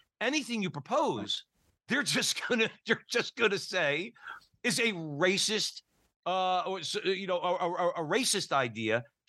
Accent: Newark, New Jersey, United States; We're from Newark, New Jersey, Joe

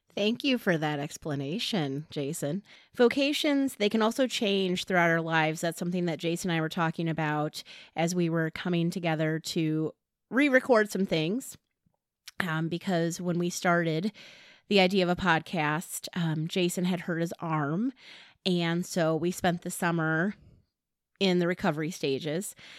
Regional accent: Hobart, Indiana, United States; accent: region rat; moved away as an adult; also born or lived in Montana; now in Kansas, United States; I am originally from Hobart, Indiana, which is about thirty-five miles from Chicago. People say I have an accent

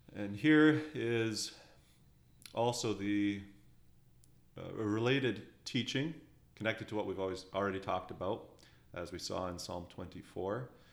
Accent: Alberta, Canada; now in Ontario, Canada; I'm from Western Canada, in the beautiful uh, province of Alberta.

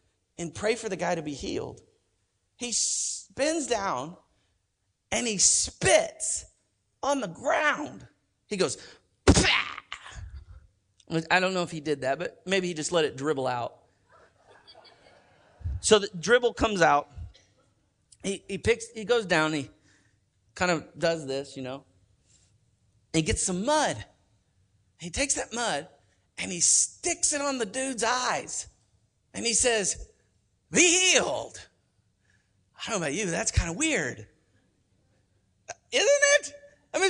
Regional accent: Oklahoma, United States; I'm from Oklahoma

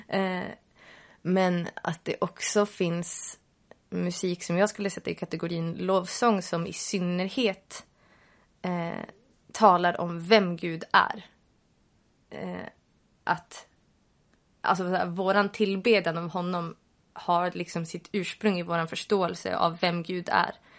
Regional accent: Sweden; Vi är svenskar

